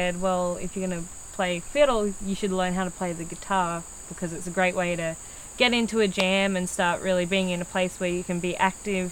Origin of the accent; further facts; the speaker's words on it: Australia; moved away; I'm from Australia, and my dad got really into bluegrass music back in the 70s.